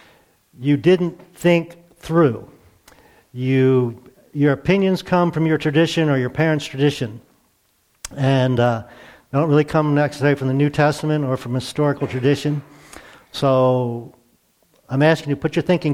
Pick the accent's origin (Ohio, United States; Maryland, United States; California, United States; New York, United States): Maryland, United States; near Baltimore; I grew up near Baltimore in a very Catholic community